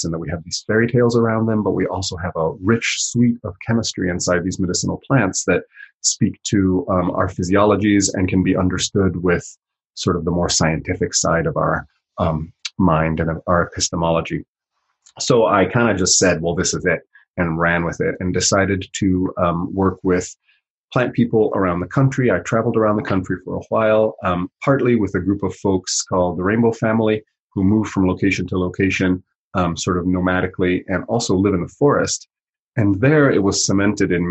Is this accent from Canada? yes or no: no; Italy; now in United States; I grew up in Europe and spent a lot of time in the Alps in Italy